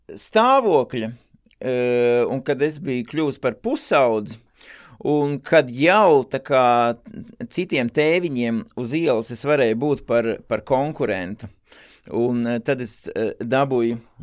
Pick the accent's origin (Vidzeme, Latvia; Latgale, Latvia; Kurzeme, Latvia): Vidzeme, Latvia; Valmiera; es esmu no Valmieras, un Valmierā nebija E, nekādas sekcijas.